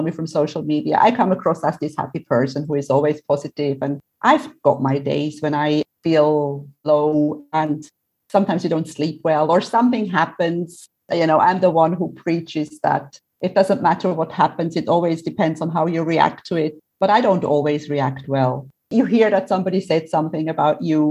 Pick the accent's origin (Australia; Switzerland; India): Switzerland; now in Cyprus; I'm originally from Switzerland. I love Switzerland. I love Switzerland because it's my home